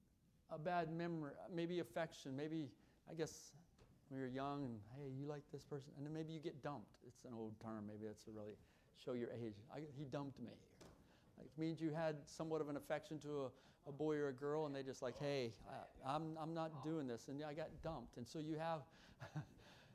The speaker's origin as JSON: {"language": "English", "region": "Kentucky", "country": "United States", "said": "I come from Kentucky"}